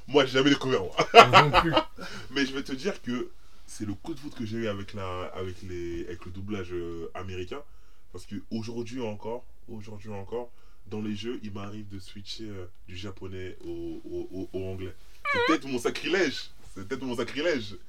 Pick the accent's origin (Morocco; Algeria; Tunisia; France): France; nous, on est français